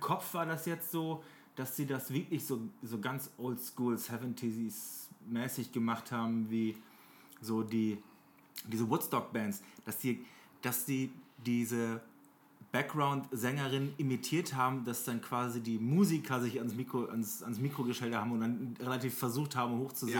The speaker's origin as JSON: {"language": "German", "town": "Oldenburg", "region": "Lower Saxony", "country": "Germany", "said": "bei uns in Oldenburg"}